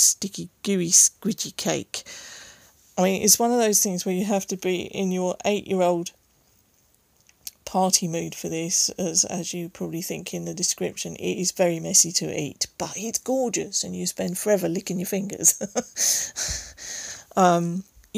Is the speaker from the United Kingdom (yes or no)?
yes; Berkshire, South East England, United Kingdom; I actually live in Berkshire. I was born in Berkshire.